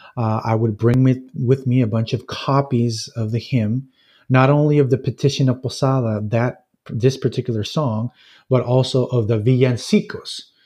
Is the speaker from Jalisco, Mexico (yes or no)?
yes; Jalisco, Mexico; moved away as an adult; also born or lived in Los Angeles, California; now in United States; most of my life, I've, I've lived in Mexico and central Mexico in the state of Jalisco